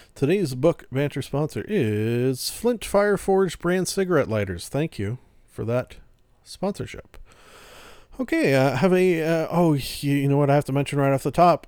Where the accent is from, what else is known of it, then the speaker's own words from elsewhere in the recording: Canada; I'm Canadian